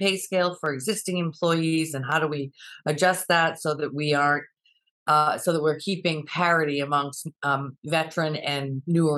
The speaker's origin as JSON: {"language": "English", "town": "South Kingstown", "region": "Rhode Island", "country": "United States", "tie": "born or raised there", "moved": "as an adult", "lives_now": "Boston, United States", "said": "found a job in my hometown community of South Kingstown"}